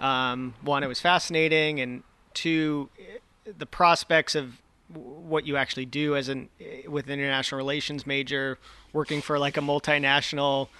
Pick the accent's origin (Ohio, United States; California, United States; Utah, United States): California, United States; Danville; I'm from Contra Costa County, so the East Bay